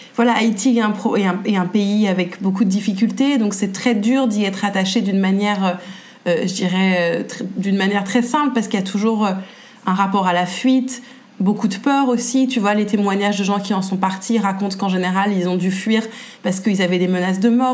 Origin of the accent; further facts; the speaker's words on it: Paris, Île-de-France, France; je suis née à Paris et je vis toujours à Paris